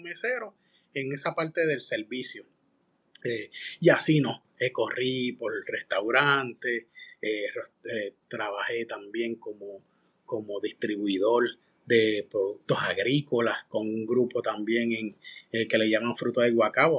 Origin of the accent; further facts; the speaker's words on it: Manatí, Puerto Rico; moved away; yo soy de Manatí, del Campito